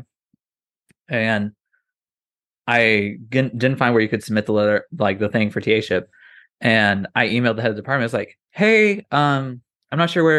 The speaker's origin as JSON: {"language": "English", "town": "Austin", "region": "Indiana", "country": "United States", "tie": "born or raised there", "moved": "yes", "said": "I grew up in the Midwest with a very Southern family"}